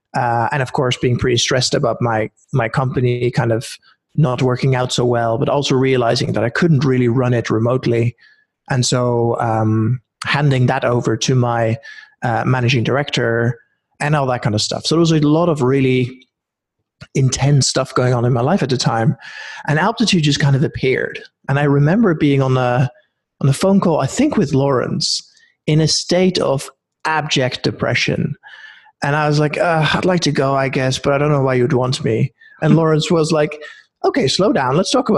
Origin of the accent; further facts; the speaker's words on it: Norway; also born or lived in Netherlands / United Kingdom; now in Oakland, United States; I was born in Holland, grew up in Norway, spent a bunch of years in the UK.